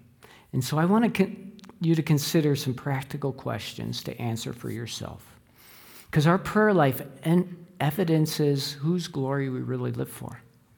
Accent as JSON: {"language": "English", "town": "Chicago", "region": "Illinois", "country": "United States", "tie": "born or raised there", "said": "I grew up in the Chicago area, and at a young age, I was indoctrinated to be a Chicago Bears fan."}